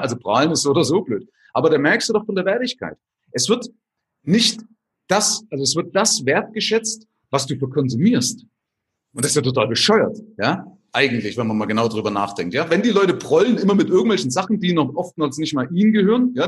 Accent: Vogtland, Saxony, Germany; moved away as an adult; also born or lived in West Germany; also ursprünglich aus Sachsen, also aus dem Vogtland

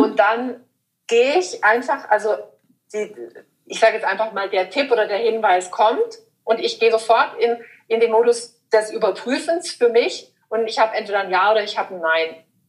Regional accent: Überlingen, Baden-Württemberg, Germany; meine Heimat in, in Überlingen

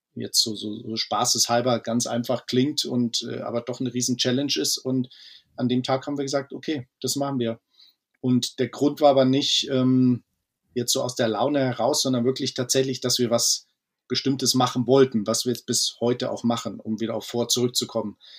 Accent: Munich, Bavaria, Germany; Wir sind äh, Münchner Jungs

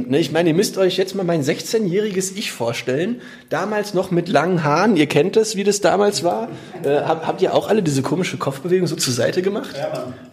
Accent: Menden, North Rhine-Westphalia, Germany; wo jeder reingucken konnte, mitten durch Menden, meine Heimatstadt.

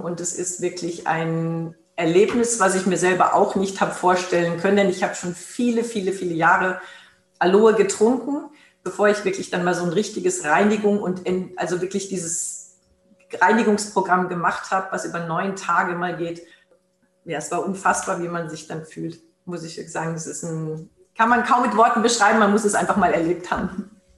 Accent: Germany; hier bei uns in Deutschland

